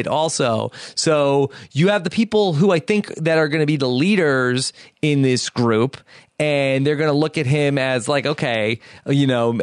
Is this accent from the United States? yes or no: yes; Wantagh, New York, United States; where Nicole and I grew up in Wantagh, New York